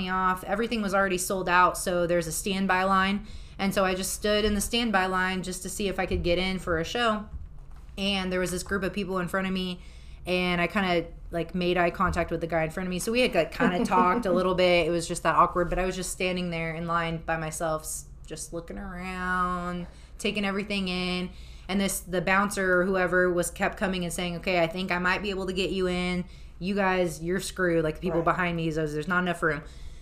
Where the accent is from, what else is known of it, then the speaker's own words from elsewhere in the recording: Kansas, United States; I'm from Kansas.